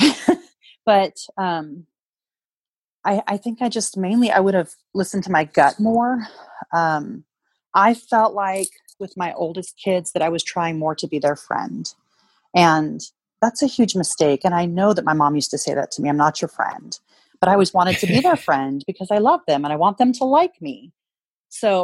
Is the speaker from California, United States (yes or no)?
no; Spokane, Washington, United States; Wildflowers Spokane, which is in my hometown of Spokane, Washington.